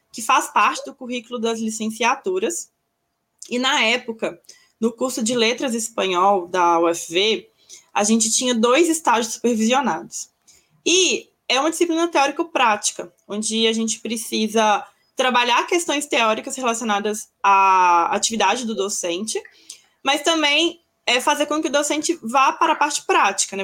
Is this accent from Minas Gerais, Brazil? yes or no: yes; Belo Horizonte, Minas Gerais, Brazil; eu sou de Minas, de Belo Horizonte